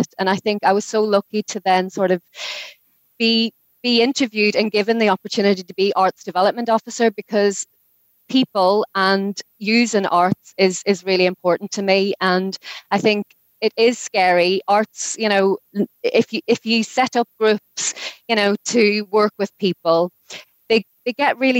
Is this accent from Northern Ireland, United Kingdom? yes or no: yes; Derry, Northern Ireland, United Kingdom; moved away as an adult; also born or lived in Newcastle upon Tyne; I came over to England from Derry when I was 18